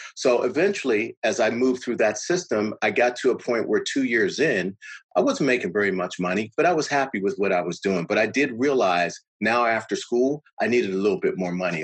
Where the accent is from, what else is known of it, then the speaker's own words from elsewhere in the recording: Pittsburgh, Pennsylvania, United States; I was born and raised in Pittsburgh